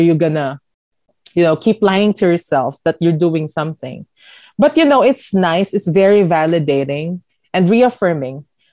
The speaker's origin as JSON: {"language": "English", "town": "Parañaque", "region": "Metro Manila", "country": "Philippines", "tie": "born or raised there", "moved": "as an adult", "lives_now": "Los Angeles, United States", "said": "I was born and raised from Parañaque City"}